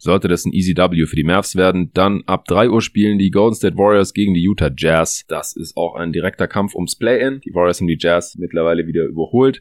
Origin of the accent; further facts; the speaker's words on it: Stuttgart, Baden-Württemberg, Germany; moved away; Ich bin gerade eher in Stuttgart hier in meiner alten Heimat